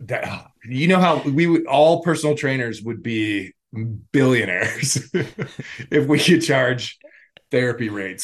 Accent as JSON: {"language": "English", "town": "Los Angeles", "region": "California", "country": "United States", "tie": "born or raised there", "said": "I grew up in, or I'm from Los Angeles"}